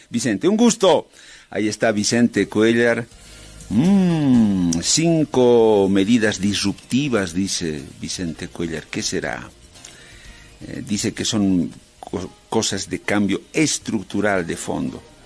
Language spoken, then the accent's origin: Spanish; Bolivia